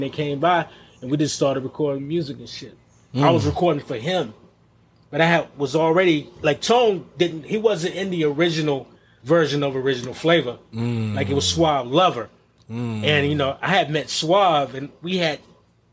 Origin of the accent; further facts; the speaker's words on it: Greensboro, North Carolina, United States; moved away; also born or lived in New York; I'm originally from Greensboro, North Carolina